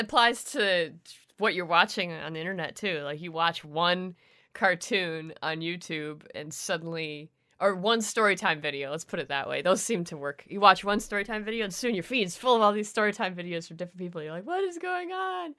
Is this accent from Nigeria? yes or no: no; Canada; I'm the Canadian